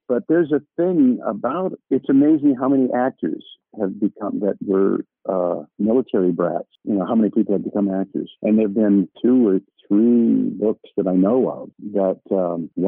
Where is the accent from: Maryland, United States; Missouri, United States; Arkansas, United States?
Maryland, United States; Bethesda; born there; I was born in Bethesda Naval Hospital, which is where they take the presidents for their physicals